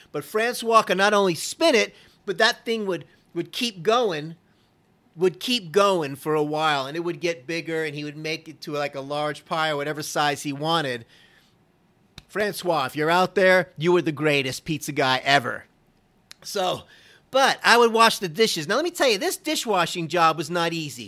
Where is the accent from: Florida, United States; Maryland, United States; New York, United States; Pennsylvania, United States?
Florida, United States; Fort Lauderdale; when I was a kid growing up in Florida, this is around Fort Lauderdale area